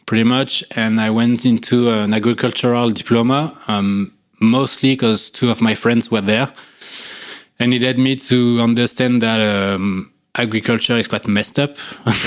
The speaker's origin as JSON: {"language": "English", "area": "near Lyon", "region": "Auvergne-Rhône-Alpes", "country": "France", "tie": "born or raised there", "also_born_or_lived": "Annecy, France", "said": "I was born and bred in the Rhône-Alpes region, but way closer to Lyon"}